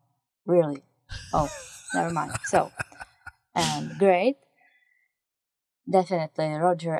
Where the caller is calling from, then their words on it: Prague, Czechia; Hi, guys. … from Prague, Czech Republic.